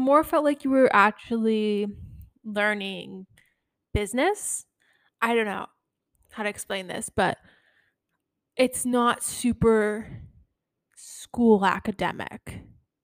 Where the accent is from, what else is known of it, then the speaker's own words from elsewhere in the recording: United States; I'm American